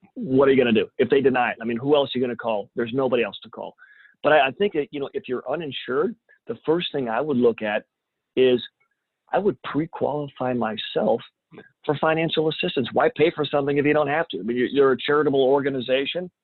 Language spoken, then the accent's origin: English; Champaign, Illinois, United States; moved away as an adult; also born or lived in San Antonio, Texas; Champaign, Urbana, which is my hometown